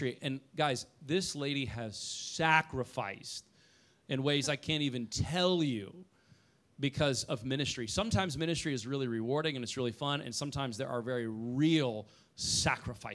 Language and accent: English; Indiana, United States; moved away as an adult; also born or lived in Oklahoma; I'm from Indiana